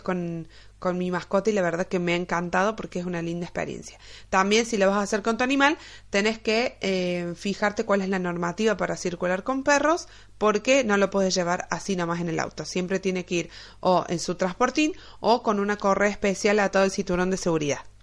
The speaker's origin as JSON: {"language": "Spanish", "country": "Argentina", "said": "mi país, Argentina"}